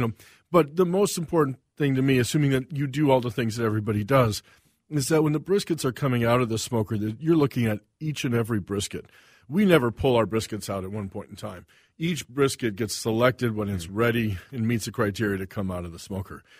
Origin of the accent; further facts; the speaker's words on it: the Carolinas, United States; also born or lived in Saint Paul, Minnesota / Missouri; now in Minnesota, United States; moved to the Carolinas when I was five and grew up on the East Coast, uh, North Carolina, South Carolina.